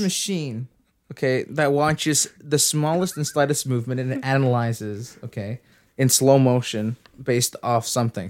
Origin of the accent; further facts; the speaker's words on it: Canada; I'm Canadian